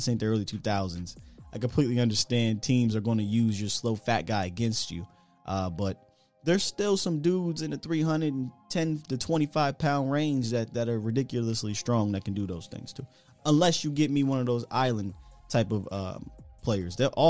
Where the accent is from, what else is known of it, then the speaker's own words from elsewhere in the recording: United States; I grew up on the Gilbert Browns and the Tony Saragusas